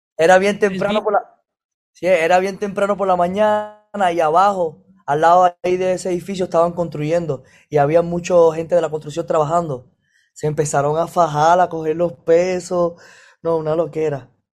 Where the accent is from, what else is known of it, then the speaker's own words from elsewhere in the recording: Ciego de Ávila, Cuba; moved away; Yo nací en Ciego de Ávila, o sea, un lugar más para atrás